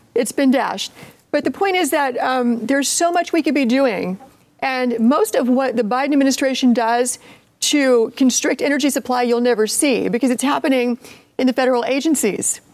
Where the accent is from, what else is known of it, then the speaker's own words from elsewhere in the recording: Appalachia, United States; I'm I'm from Appalachia